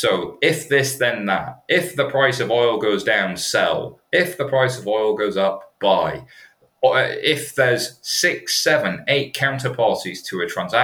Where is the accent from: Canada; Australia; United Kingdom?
United Kingdom; I'm British